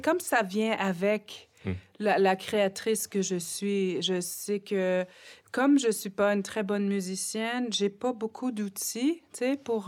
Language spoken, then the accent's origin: French; Nunavik, Quebec, Canada; French is a second language; dans mon petit village à saint il y avait loin de 800 personnes